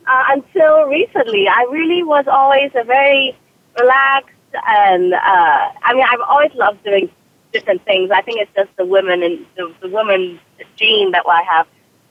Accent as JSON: {"language": "English", "country": "Hong Kong", "tie": "born there", "accent": "British", "said": "I was born in Hong Kong. I am fully Chinese, although if you looked at pictures of me, you will not believe that most people think I'm mixed. I also have a British accent, which throws people off."}